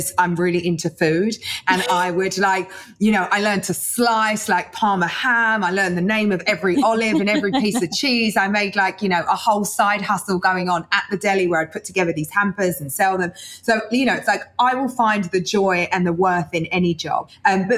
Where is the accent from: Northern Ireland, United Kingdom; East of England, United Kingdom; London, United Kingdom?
London, United Kingdom; I was born in East London